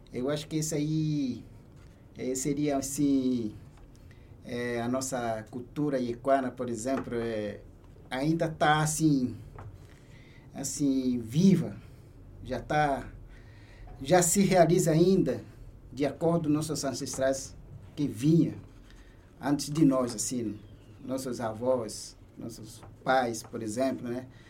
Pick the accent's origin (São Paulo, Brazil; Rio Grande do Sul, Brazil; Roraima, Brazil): Roraima, Brazil; Brazil-Venezuela border, western; minha comunidade fica no oeste do estado de Roraima, bem fica assim fronteira Brasil-Venezuela